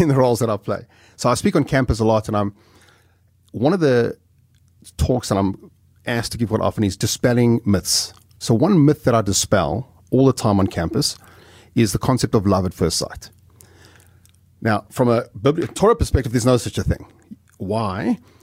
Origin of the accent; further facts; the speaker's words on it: South Africa; moved away as an adult; I'm some schnook from South Africa